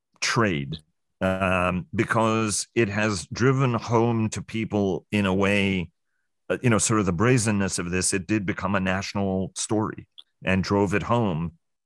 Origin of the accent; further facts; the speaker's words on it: New York City, New York, United States; I say this as a New Yorker, an Upper West Sider